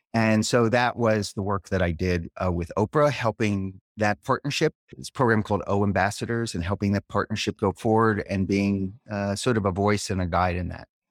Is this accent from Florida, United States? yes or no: no; Philadelphia, Pennsylvania, United States; moved away as an adult; now in Peterborough, United States; I grew up in Philadelphia, where I lived for many years, uh, until I was about forty.